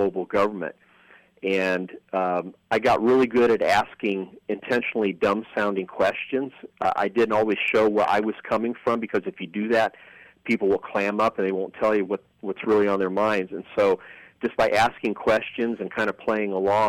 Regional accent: Dayton, Ohio, United States; I was growing up in Dayton, Ohio, which is where I was born after my parents came over

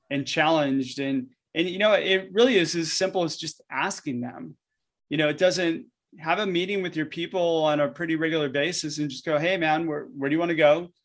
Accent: Southern California, United States; I grew up in SoCal, and essentially, like, my life was surfing when I was a kid

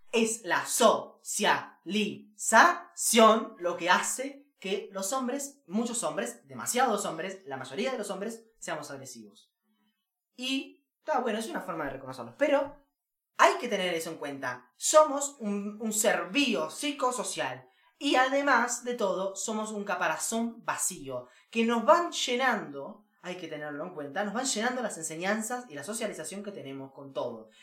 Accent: Uruguay

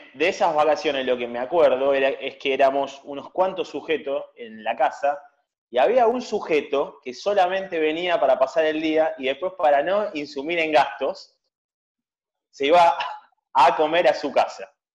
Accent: Buenos Aires, Argentina; del barrio de agronomía

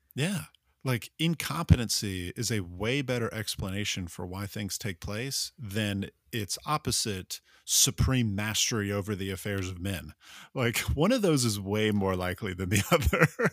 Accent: United States; as an American

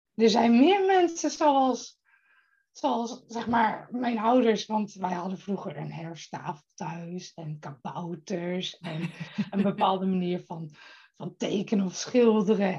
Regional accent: Friesland, Netherlands; now in Bussum, Netherlands; ik kom oorspronkelijk uit Friesland.

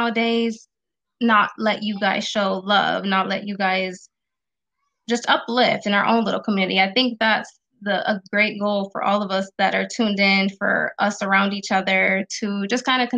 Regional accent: Las Vegas, Nevada, United States; I'm from West Coast, Vegas.

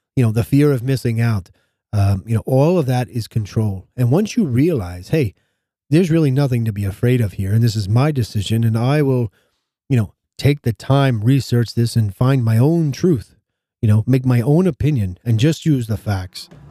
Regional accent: United States; As an American citizen

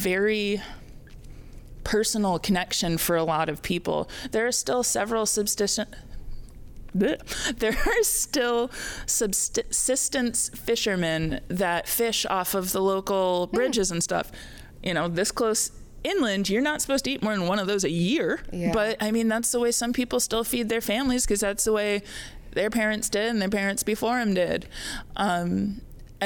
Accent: Indiana, United States; moved away; I am a Midwesterner. I grew up in Indiana.

